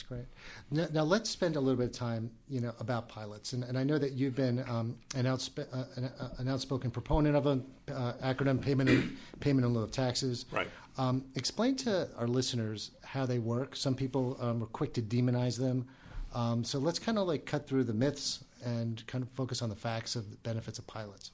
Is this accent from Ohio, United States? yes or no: no; Woodbridge, New Jersey, United States; I am from Colonia, which is part of Woodbridge